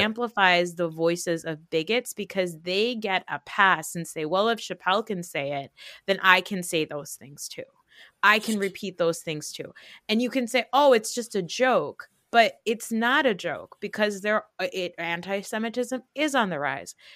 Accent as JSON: {"language": "English", "country": "United States", "tie": "born or raised there", "said": "we live in New York, New Jersey area, like, where we've been, like, we grew up around Jewish people"}